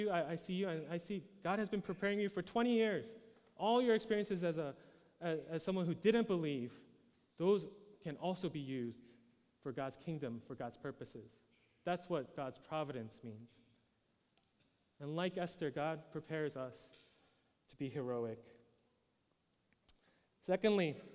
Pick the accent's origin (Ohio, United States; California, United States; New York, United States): New York, United States; New York City; I was born in New York City, born and raised there